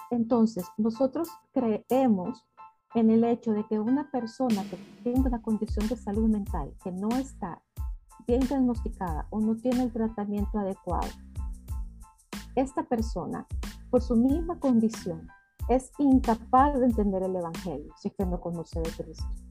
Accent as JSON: {"language": "Spanish", "country": "El Salvador", "said": "yo soy salvadoreña"}